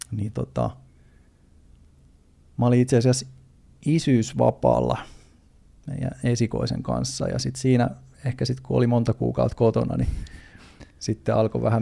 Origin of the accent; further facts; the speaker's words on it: Turku, Southwest Finland, Finland; mä oon siis ihan Turusta ehkä kuuluu äänestä, niin Turusta, Turusta lähtöisin